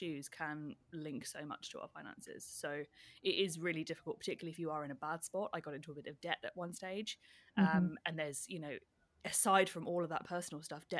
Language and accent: English; United Kingdom; moved away as an adult; now in Melbourne, Australia; as you can tell from my accent, I am a Brit born and bred